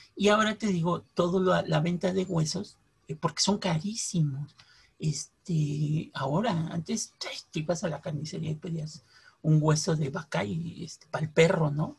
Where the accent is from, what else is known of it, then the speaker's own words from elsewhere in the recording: Mexico City, Mexico; los de la Ciudad de México mezclamos este, el tamal pues, con el pan